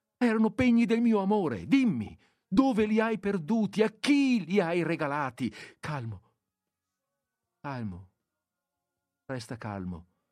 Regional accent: Veneto, Italy; dalle nostre parti, nel Veneto

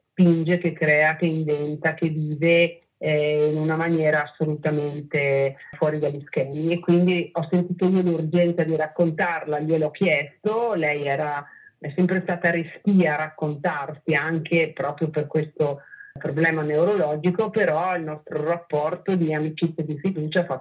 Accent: Trentino-Alto Adige, Italy; io sono trentina

